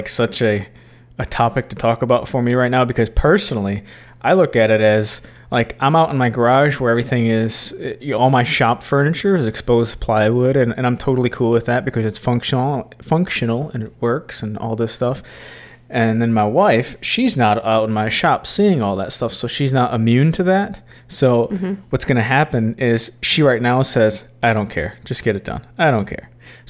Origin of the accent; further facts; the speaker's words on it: Starkville, Mississippi, United States; We're from Starkville.